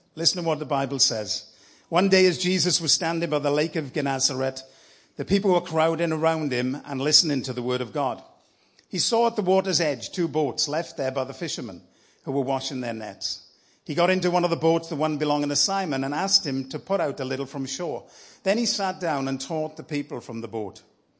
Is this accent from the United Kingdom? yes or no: yes; Wales, United Kingdom